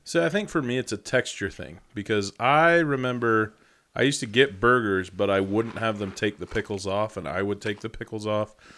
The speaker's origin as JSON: {"language": "English", "town": "Rexburg", "region": "Idaho", "country": "United States", "tie": "born or raised there", "said": "I grew up in Rexburg. We were three hours from Yellowstone"}